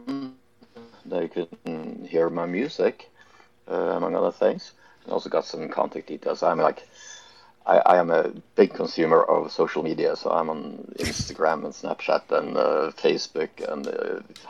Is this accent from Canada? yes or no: no; Norway; also born or lived in Junction City, Oregon; I was from Norway